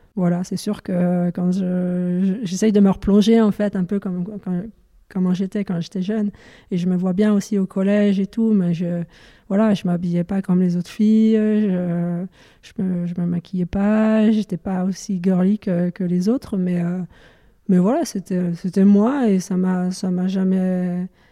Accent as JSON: {"language": "French", "area": "near Dijon, Burgundy", "region": "Bourgogne-Franche-Comté", "country": "France", "tie": "born or raised there", "said": "je suis originaire de Dijon, dans un petit village malin à côté de Dijon en Bourgogne."}